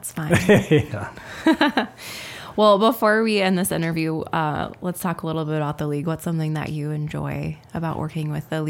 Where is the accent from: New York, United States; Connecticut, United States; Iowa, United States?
Iowa, United States; Alden; It is in Iowa. And the answer is Alden. I grew up knowing the answer to this question, actually, because that is my hometown.